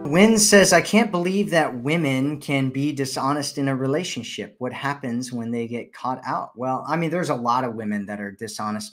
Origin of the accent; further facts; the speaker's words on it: Ohio, United States; I'm from Ohio originally, and I'm in Ohio right now actually.